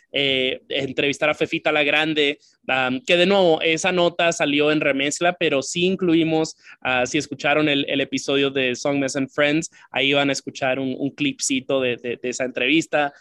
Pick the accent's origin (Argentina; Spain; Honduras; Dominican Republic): Dominican Republic; also born or lived in Santiago; now in United States; mi formación como persona fue en, en la isla